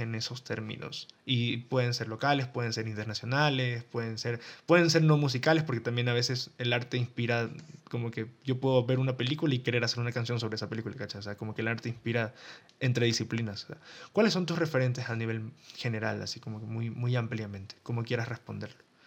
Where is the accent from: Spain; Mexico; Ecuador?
Ecuador; tú y yo somos ecuatorianos, vinimos de un país eh, pequeño